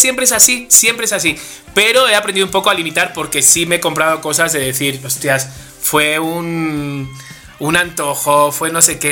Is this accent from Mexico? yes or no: no; Spain; soy español